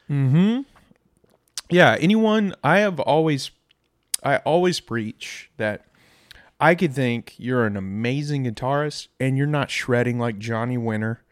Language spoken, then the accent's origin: English; Irving, Texas, United States; I grew up in Irving